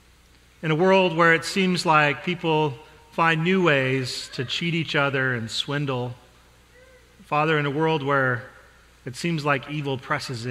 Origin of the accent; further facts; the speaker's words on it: Denver, Colorado, United States; I grew up in the Midwest, in Denver, Colorado